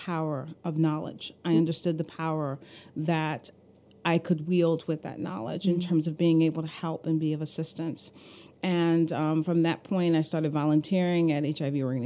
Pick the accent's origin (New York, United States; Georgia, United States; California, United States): New York, United States; New York City; now in Philadelphia, United States; Bedford-Stuyvesant community, where I grew up